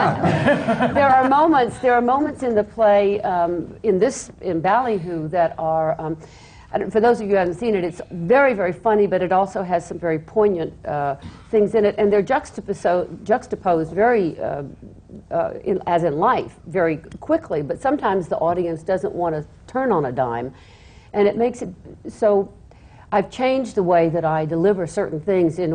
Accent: the South, United States; I'm a Southerner

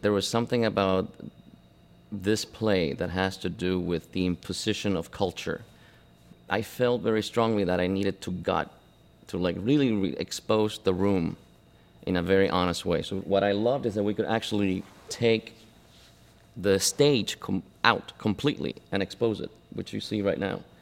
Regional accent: Buenos Aires, Argentina; moved away; also born or lived in Cuba; I was born in Cuba, but I grew up in, uh, in Argentina, in Buenos Aires

